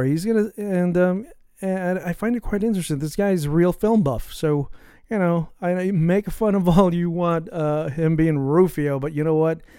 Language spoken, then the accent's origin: English; San Francisco, California, United States; we're also both from the Bay Area, from San Francisco in the Bay Area.